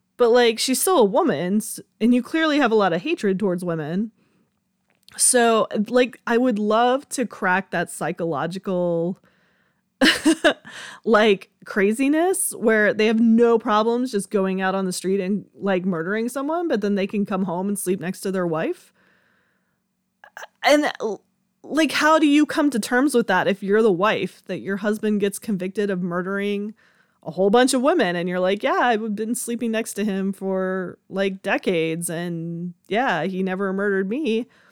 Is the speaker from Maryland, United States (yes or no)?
no; Georgia, United States; I was born and raised in Georgia